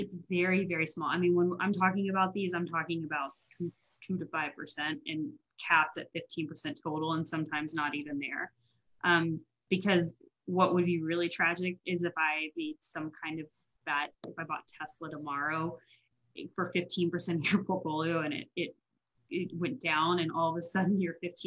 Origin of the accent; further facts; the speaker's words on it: Florida, United States; I grew up in Florida